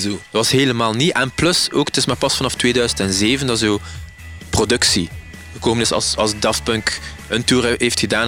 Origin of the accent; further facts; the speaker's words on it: Ghent, Flanders, Belgium; wij zijn kinderen van de Gentse feesten